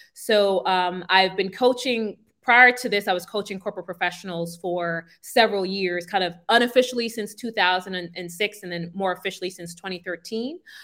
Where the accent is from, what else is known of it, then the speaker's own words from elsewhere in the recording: New York City, New York, United States; moved away as an adult; now in Buenos Aires, Argentina; I'm from Brooklyn, New York. Uh, so Brownsville